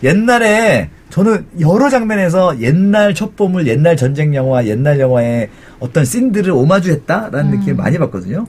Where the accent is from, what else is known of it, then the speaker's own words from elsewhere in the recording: South Korea; 우리나라에서 자구 어, 나고 자란 사람들